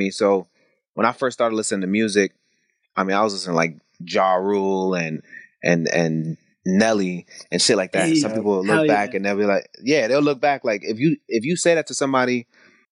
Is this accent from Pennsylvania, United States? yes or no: no; New York City, New York, United States; I was born and raised in Brooklyn